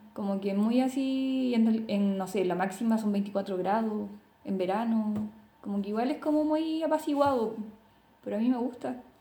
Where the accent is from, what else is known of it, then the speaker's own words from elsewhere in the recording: Talcahuano, Biobío, Chile; also born or lived in Concepción; yo nací en Conce, pero viví toda mi adolescencia, e infancia en Talcahuano